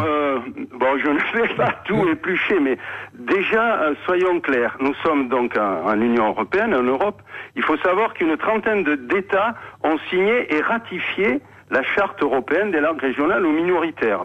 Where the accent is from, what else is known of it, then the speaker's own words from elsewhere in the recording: Basque Country, France; je suis basque. Mes parents parlaient toujours en basque.